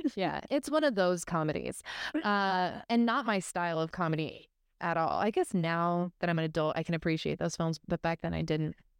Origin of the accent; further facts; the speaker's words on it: Arizona, United States; I grew up in Arizona